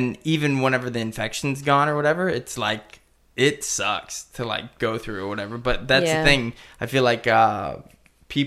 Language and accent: English; Missouri, United States; I'm from Missouri